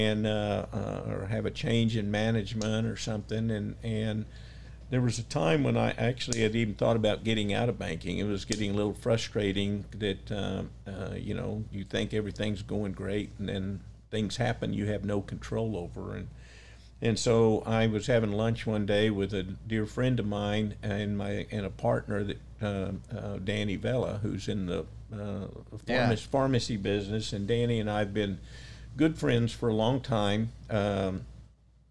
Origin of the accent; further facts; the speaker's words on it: San Antonio, Texas, United States; moved away as an adult; also born or lived in Beeville, Texas; now in Rio Grande Valley, United States; As a kid growing up in San Antonio